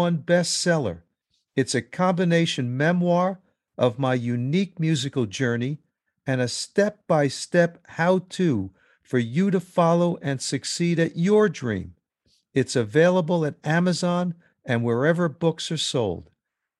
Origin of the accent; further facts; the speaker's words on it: New York, United States; When I was a kid growing up in New York, we used to go to the old Madison Square Garden